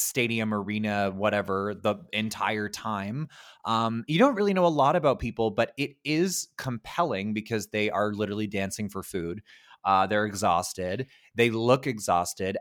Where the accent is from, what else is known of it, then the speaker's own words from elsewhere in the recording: Ottawa, Ontario, Canada; I'm originally from Ottawa, which is the capital of Canada